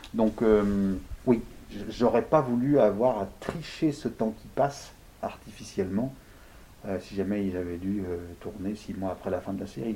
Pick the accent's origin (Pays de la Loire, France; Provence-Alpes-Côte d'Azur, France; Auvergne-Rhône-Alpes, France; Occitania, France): Auvergne-Rhône-Alpes, France; Lyon; j'ai vécu beaucoup chez les Italiens à Gerland, à Lyon. J'ai J'y ai été élevé